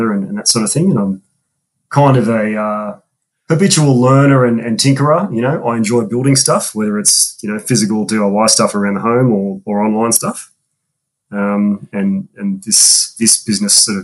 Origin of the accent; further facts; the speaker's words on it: Sydney, New South Wales, Australia; also born or lived in United States; I'm an Aussie born and bred. Family's from Australia. I live in Sydney all my life